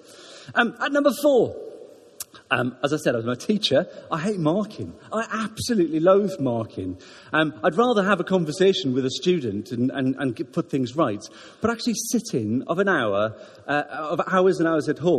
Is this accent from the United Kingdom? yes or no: yes; Wales, United Kingdom; now in Ruislip, United Kingdom; And I'm Welsh. I'm very Welsh